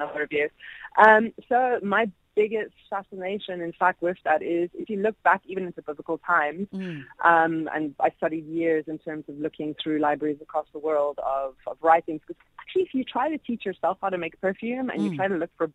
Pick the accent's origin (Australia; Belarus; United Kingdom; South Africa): South Africa; also born or lived in Europe; being a European as well as South African